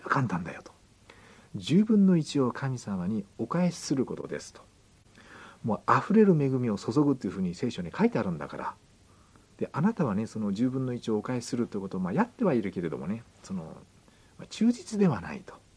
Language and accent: Japanese; Kyushu, Japan; 九州の、えー、あれですね出身なんですけども